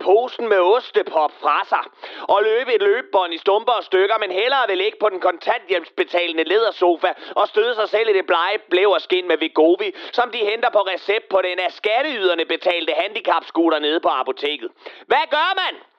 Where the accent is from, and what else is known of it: Denmark